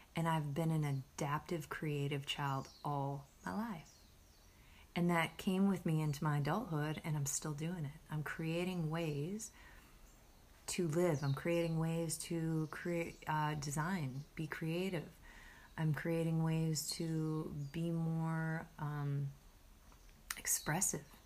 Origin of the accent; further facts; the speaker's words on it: Midwest, United States; moved away; I was anchored in the Midwest where I grew up, in my hometown